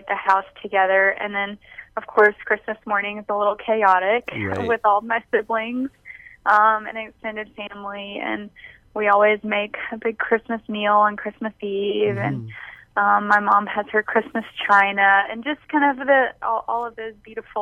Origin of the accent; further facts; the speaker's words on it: Mobile, Alabama, United States; also born or lived in New Orleans, Louisiana; I grew up in Mobile